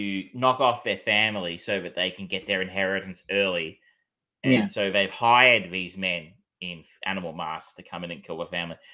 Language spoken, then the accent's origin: English; Australia; being an Australian